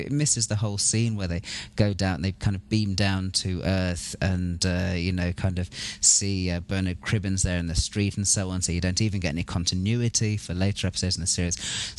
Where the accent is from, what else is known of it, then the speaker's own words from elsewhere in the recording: United Kingdom; moved away as an adult; now in United States; I'm a British resident alien. So I'm living in the US. I've been here for the last 3 or 4 years.